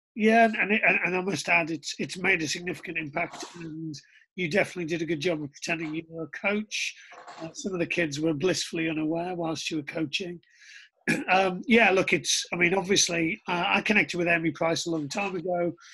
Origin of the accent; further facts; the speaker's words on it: Middlesbrough, North East England, United Kingdom; I was born in Middlesbrough in 1975